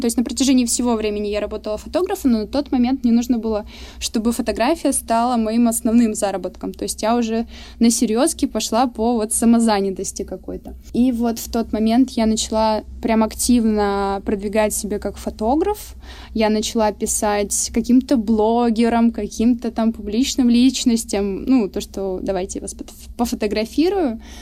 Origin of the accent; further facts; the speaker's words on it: Surgut, Khanty-Mansi Autonomous Okrug, Russia; экскурсии по моему родному городу исторические. Я из Сургута